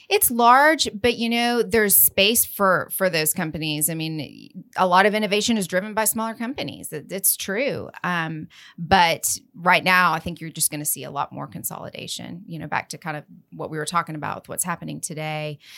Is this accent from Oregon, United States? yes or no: no; Lubbock, Texas, United States; I'm from Lubbock. Yeehaw, West Texas.